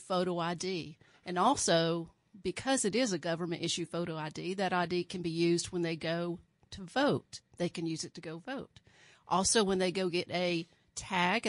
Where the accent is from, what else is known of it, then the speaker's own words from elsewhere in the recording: Alabama, United States; now in Kansas, United States; I was born in Alabama and raised in a very small town, about 4,000 people